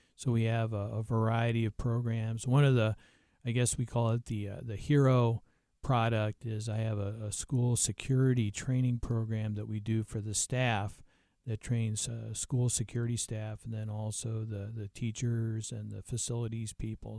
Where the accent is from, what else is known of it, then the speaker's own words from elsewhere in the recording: New Mexico, United States; I'm from New Mexico, so I, I work, uh, in the Southwest